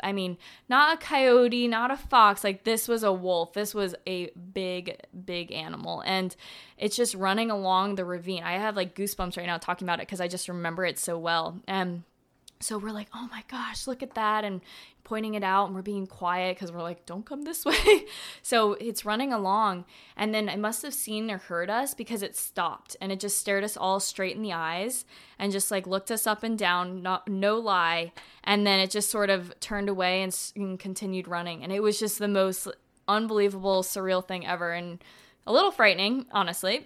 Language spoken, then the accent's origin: English; Florida, United States; I'm from Florida